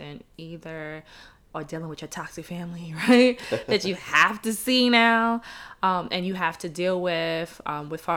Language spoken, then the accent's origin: English; New York City, New York, United States; I'm from Brooklyn too.